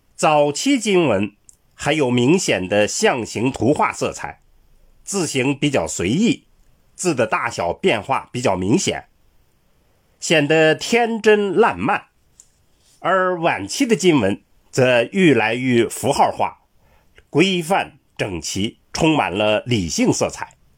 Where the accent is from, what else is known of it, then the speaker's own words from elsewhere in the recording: China; 我们中国人